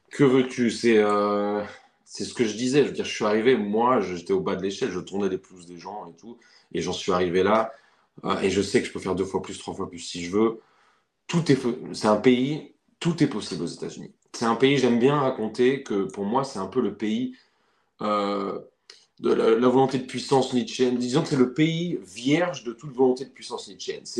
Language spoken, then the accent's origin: French; France; now in United States; quand j'ai quitté la France, c'est là que j'ai senti le déchirement profond.